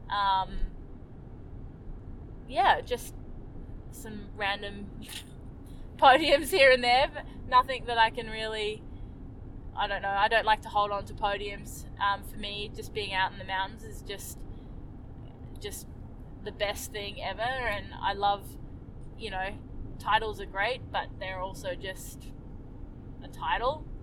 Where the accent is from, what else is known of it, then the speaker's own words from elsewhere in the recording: Fernie, British Columbia, Canada; I grew up skiing in Fernie, British Columbia